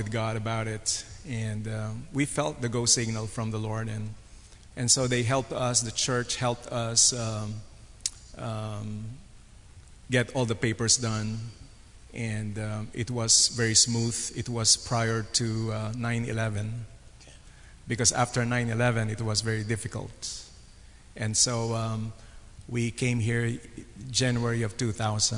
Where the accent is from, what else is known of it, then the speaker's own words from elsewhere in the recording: Manila, Metro Manila, Philippines; moved away as an adult; now in United States; I'm from the Philippines. I was born in Manila. I grew up there